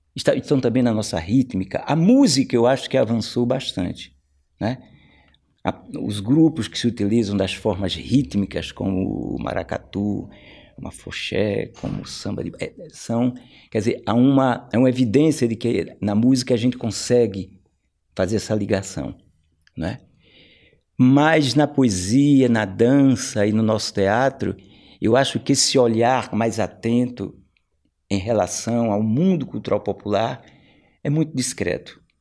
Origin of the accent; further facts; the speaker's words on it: Brazil; nós, aqui, que somos do Brasil